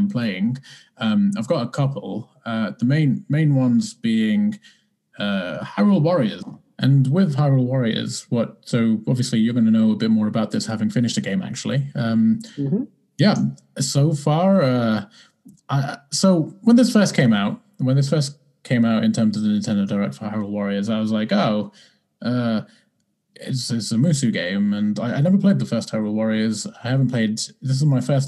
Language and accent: English; United Kingdom; being British